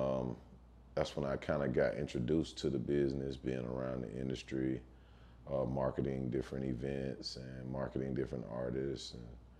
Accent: Meridian, Mississippi, United States; moved away as an adult; also born or lived in Atlanta, Georgia; I'm from Mississippi, Meridian, Mississippi, born and raised in Mississippi

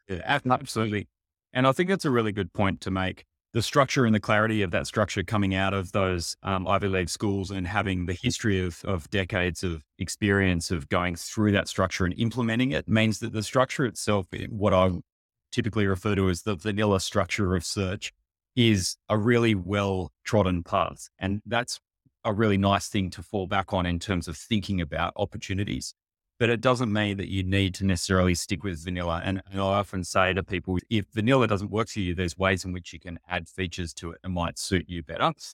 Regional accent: Sydney, New South Wales, Australia; I grew up in Sydney o, on the beaches here

